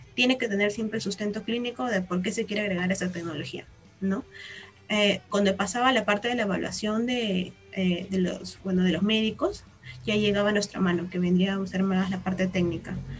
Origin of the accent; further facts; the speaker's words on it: Peru; Todos somos peruanas de la católica